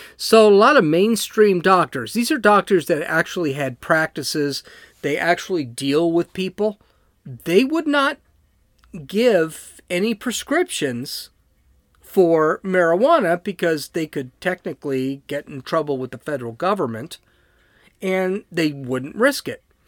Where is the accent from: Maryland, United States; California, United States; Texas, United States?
California, United States; San Diego; I'm from San Diego.